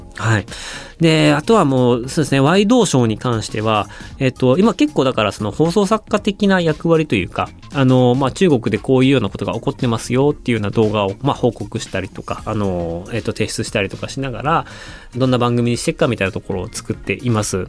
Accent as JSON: {"language": "Japanese", "town": "Otaru", "region": "Hokkaido", "country": "Japan", "tie": "born or raised there", "also_born_or_lived": "China", "moved": "as an adult", "said": "僕と同じ小樽出身の、え、大先輩、同じ高校の大先輩"}